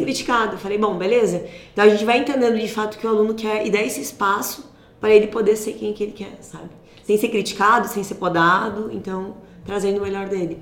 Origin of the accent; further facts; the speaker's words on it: Cândido Godói, Rio Grande do Sul, Brazil; nasci em Cândido Godói, no ah, interior do Rio Grande do Sul? No interior, é quase um vilarejo, né? Fica a 30 quilômetros de Santa Rosa